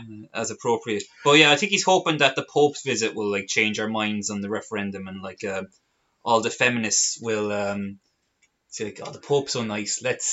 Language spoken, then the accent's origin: English; Carlow, Leinster, Ireland; I'm from Carlow, and we're recording this in …'s house, actually, in Blackrock